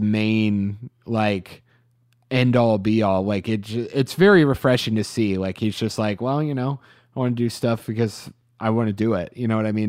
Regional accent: Atlanta, Georgia, United States; growing up in Atlanta

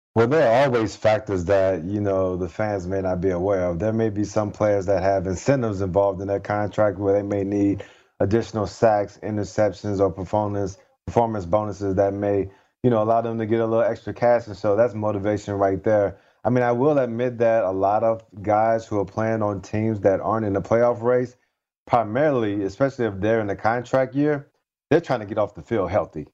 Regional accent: Bay St. Louis, Mississippi, United States; moved away; I'm from Bay St. Louis, Mississippi. I'm actually home right now visiting my family

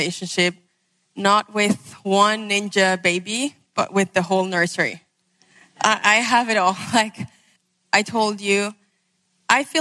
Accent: Venezuela; I'm from Venezuela

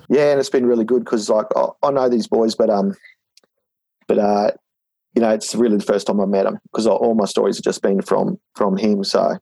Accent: Ipswich, Queensland, Australia; now in Brisbane, Australia; we grew up in Ipswich

